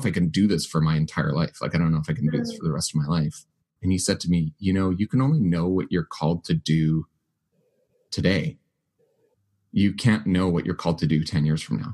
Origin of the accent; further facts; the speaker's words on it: Winnipeg, Manitoba, Canada; also born or lived in Vancouver / Selkirk, Manitoba; I grew up in Winnipeg, went to seminary in Vancouver, spent 5 years there